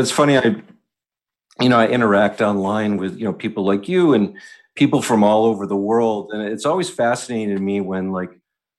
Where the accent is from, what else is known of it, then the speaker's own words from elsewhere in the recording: Northeast, United States; now in New York City, United States; one of the benefits of living here in New York City and growing up in the Northeast is the proximity to so many of these things